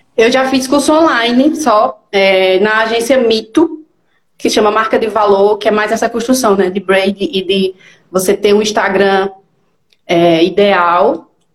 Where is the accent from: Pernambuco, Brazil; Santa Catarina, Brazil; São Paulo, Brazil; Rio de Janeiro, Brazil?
Pernambuco, Brazil; Garanhuns; sou de Garanhuns, Pernambuco.